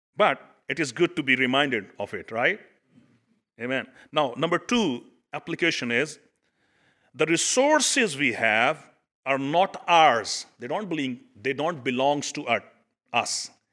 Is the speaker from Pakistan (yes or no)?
yes; Pakistan; now in United States; I come from Pakistan